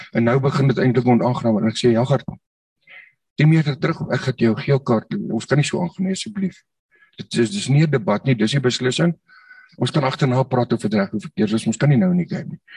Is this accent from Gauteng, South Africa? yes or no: yes; Nigel, Gauteng, South Africa; moved away as an adult; ek is op Nigel gebore daar in die, in die in die Wille Ooste.